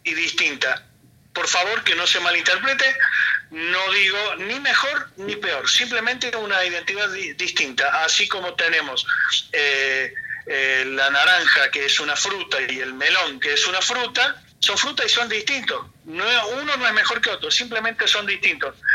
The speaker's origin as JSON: {"language": "Spanish", "country": "Lebanon", "moved": "yes", "said": "cerca de mi pueblo, está a muy pocos kilómetros donde yo soy del Líbano, en las montañas"}